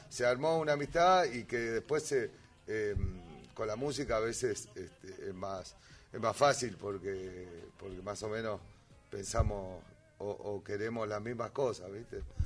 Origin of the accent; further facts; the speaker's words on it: Harley, Buenos Aires Province, Argentina; also born or lived in Lomas de Zamora; now in Valentín Alsina, Argentina; Yo soy de Harley. Yo, ah. nací, en, Lomas, tuve ratito en Lomas